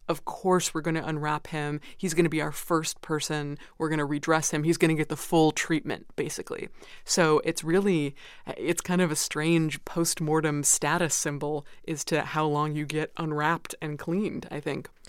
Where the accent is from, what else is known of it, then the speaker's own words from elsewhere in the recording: United States; as an American